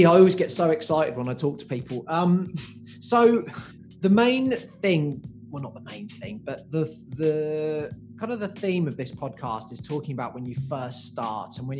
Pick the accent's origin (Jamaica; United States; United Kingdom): United Kingdom; England; now in Australia; I grew up in England